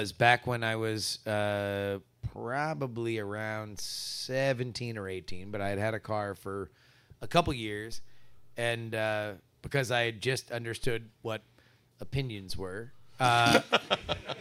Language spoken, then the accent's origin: English; South Florida, United States; moved away; I grew up in South Florida